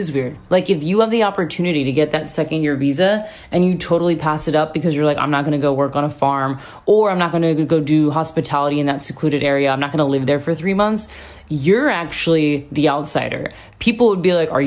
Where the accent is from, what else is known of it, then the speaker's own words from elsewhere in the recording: United States; moved away as an adult; now in Sydney, Australia; I'm American.